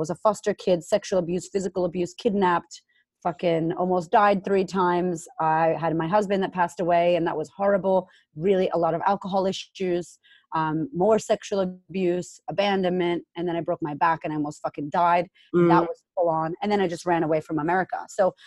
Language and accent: English; Boston, Massachusetts, United States; moved away as an adult; also born or lived in Framingham, Massachusetts; now in Australia; I'm originally from Boston, Massachusetts. Shout out to Framingham